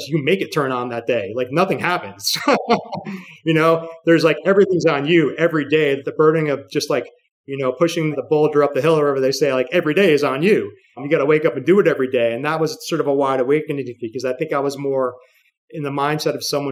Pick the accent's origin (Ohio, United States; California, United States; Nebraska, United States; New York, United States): New York, United States; New York City; New York City is my hometown